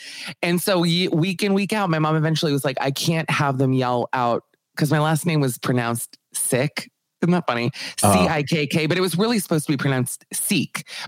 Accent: Aventura, Florida, United States; also born or lived in Miami Beach, Florida; So I'm from a place in Florida, not born here, but from Aventura, Florida. I was born in Miami Beach. We moved here when I was 10. That's actually where I am right now.

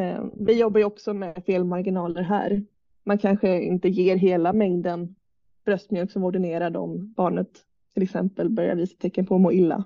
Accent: Jönköping, Jönköping County, Sweden; also born or lived in Umeå; jag är uppväxt i Jönköping

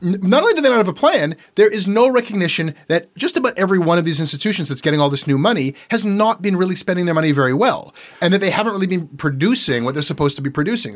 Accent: Toronto, Ontario, Canada

